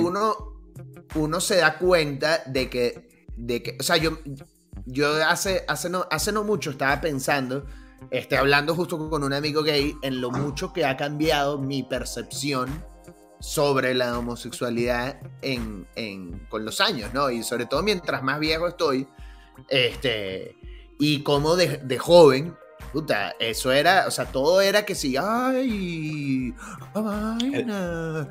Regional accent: Venezuela; now in Mexico; Yo vengo de Venezuela, donde todo es siempre la jodita

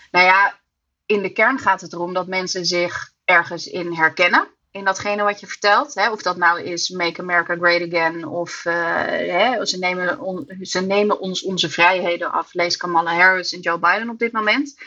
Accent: Amsterdam, North Holland, Netherlands; ik kom uit Nederland en dan uit Amsterdam

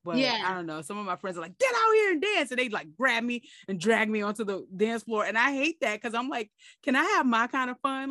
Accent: New York City, New York, United States; I'm from Brooklyn

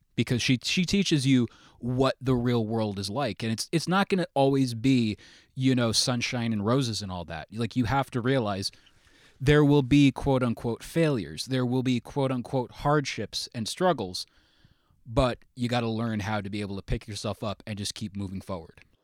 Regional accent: Fallsburg, New York, United States; I am from Sullivan County in, uh, the Fallsburg area. I normally say it's upstate New York

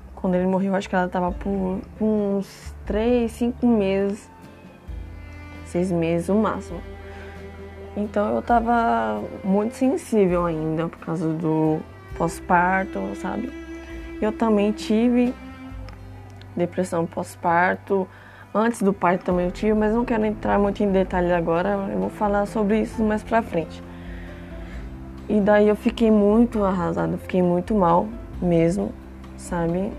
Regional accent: São Paulo, Brazil; also born or lived in Franco da Rocha; Eu vim pra cá, pra capital, com 4 anos de idade

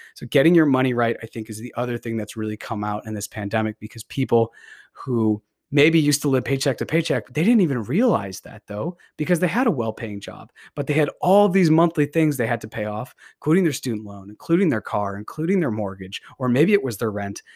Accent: Beverly, Massachusetts, United States; also born or lived in Salem, Massachusetts; I grew up in Beverly, Massachusetts, and I've spent many years of my life in this area.

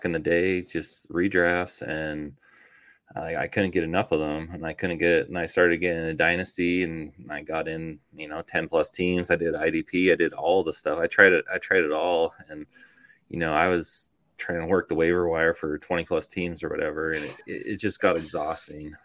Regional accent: Toronto, Ontario, Canada; now in United States; I grew up in Toronto, Canada. So I spent like my first half of my life there

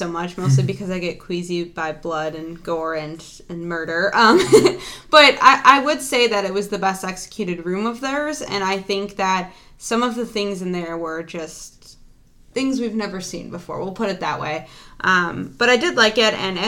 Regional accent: Chicago, Illinois, United States; we are from the Chicagoland area

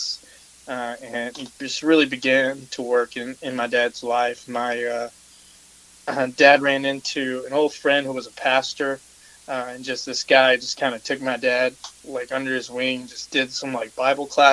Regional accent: Texas, United States; growing up in Texas, you know, in the 90s

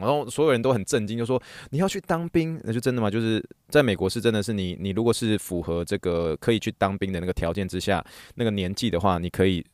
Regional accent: Taiwan; moved away; 你一方面你身为台湾人

